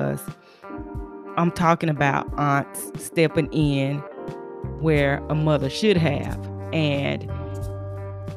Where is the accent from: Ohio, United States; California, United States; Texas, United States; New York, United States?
Texas, United States; in Texas, in my hometown